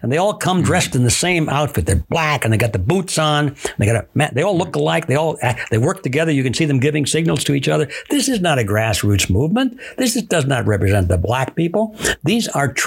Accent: Detroit, Michigan, United States; I was born in Detroit, Michigan

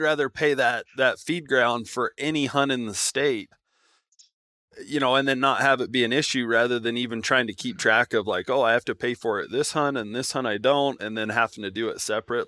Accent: Nevada, United States; moved away; I grew up in Nevada

